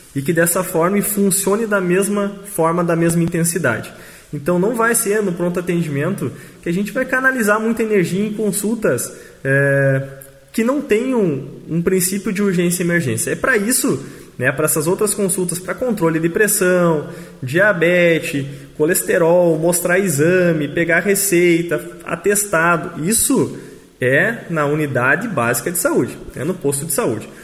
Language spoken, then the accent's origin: Portuguese; Machadinho, Brazil; somos nós aqui de Machadinho